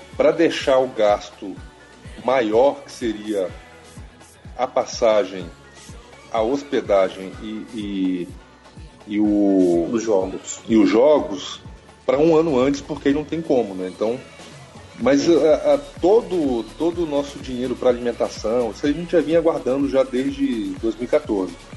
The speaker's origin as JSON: {"language": "Portuguese", "town": "Brasília", "region": "Federal District", "country": "Brazil", "said": "sou de Brasília"}